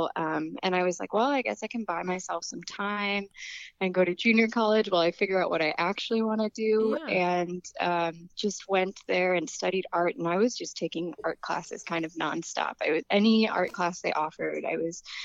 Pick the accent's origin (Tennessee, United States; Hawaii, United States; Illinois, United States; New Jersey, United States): Illinois, United States; Joliet; moved away; I was born and raised in Joliet, Illinois, which is a southwest suburb of Chicago